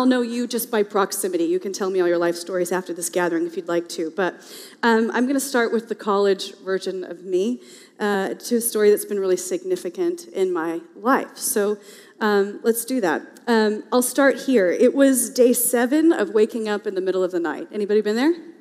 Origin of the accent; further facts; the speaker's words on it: the South, United States; now in Portland, United States; I am a Southerner by birth